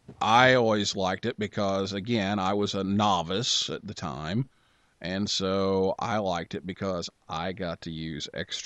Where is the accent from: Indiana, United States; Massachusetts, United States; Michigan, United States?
Indiana, United States; Vincennes; I grew up in Vincennes, Indiana